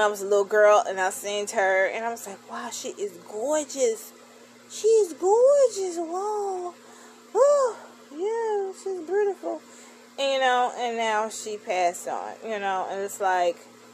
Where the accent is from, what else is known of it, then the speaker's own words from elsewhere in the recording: Chicago, Illinois, United States; my hometown, Chicago, Illinois